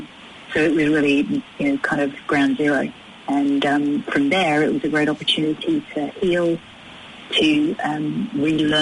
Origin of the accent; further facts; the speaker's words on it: United Kingdom; moved away; me being British